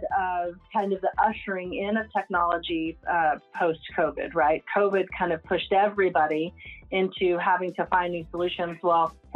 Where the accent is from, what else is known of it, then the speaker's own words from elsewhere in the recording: Lubbock, Texas, United States; I've attempted to leave Lubbock and move in to different parts of the United States. And I would say my roots are firmly planted here. I can't seem to, you know, not make this my hometown